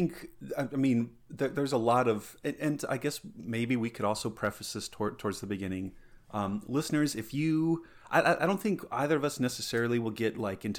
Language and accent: English; Colorado, United States; also born or lived in Southern California; I was actually born in Southern California. And I lived there until I was five, and then my family moved back to Colorado. That's where my folks were from.